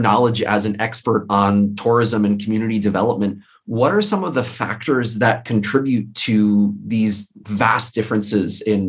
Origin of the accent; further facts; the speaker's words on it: Livingston Manor, New York, United States; I'm from Livingston Manor. I grew up there for most of my childhood.